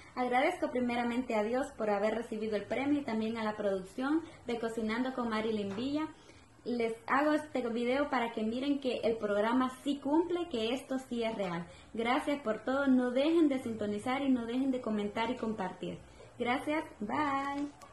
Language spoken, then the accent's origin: Spanish; Honduras; yo soy de Honduras